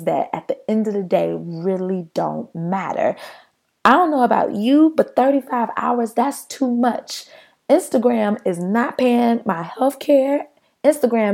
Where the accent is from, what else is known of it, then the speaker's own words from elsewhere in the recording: United States; we as an American people